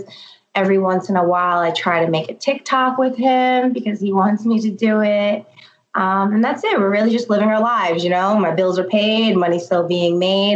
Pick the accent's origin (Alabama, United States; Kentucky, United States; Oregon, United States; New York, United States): New York, United States; New York City; born and bred in Staten Island.